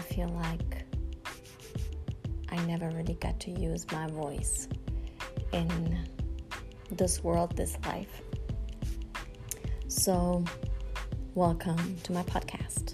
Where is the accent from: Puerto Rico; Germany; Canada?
Germany; moved away as an adult; also born or lived in United States; I grew up in Germany